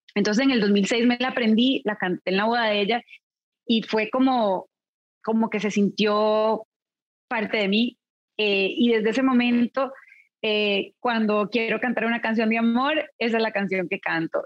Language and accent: Spanish; Costa Rica; moved away; also born or lived in California; a mi país natal, llevaba muchos años viviendo en California y la pandemia me acercó a Costa Rica